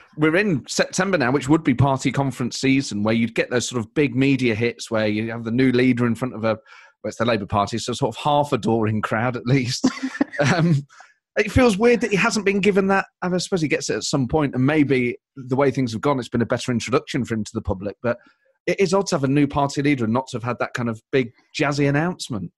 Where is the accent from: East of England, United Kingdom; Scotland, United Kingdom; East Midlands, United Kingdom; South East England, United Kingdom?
East Midlands, United Kingdom; Nottingham; I'm from Nottingham, I'm from the Midlands, so we kind of, even though I'm very proud of having a distinct East Midlands identity